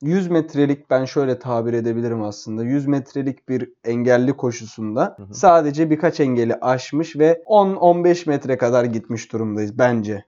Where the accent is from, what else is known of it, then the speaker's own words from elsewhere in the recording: Istanbul, Turkey; İstanbul'da doğup büyüdüğümüz için